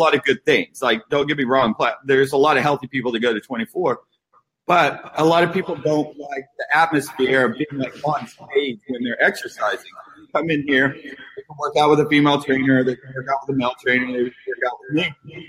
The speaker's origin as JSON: {"language": "English", "town": "Huntington", "region": "West Virginia", "country": "United States", "tie": "born there", "also_born_or_lived": "Houston, Texas / California", "said": "Yeah, I was born in Huntington, West Virginia. So small town in West Virginia. And moved to Houston, Texas. My dad got transferred, moved to Houston, Texas"}